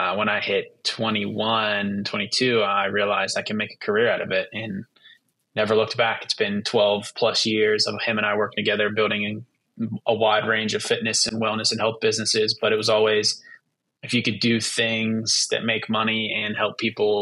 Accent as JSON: {"language": "English", "town": "Pittsburgh", "region": "Pennsylvania", "country": "United States", "tie": "born or raised there", "said": "My brother and I grew up in Pittsburgh, Western Pennsylvania, and football is a big deal here."}